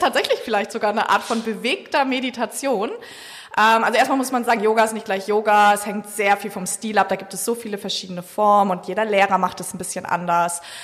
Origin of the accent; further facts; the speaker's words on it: Hamburg, Germany; moved away as an adult; now in Sylt, Germany; ich bin gebürtig aus Hamburg